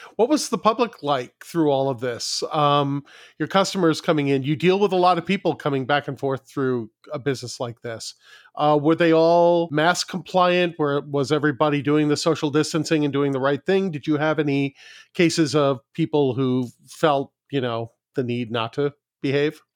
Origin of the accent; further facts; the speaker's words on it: New York City, New York, United States; moved away; I grew up in New York City